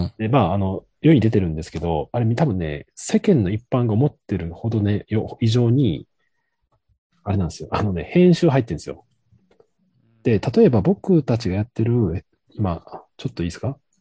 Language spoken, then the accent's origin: Japanese; Kansai, Japan; 当時僕関西出身で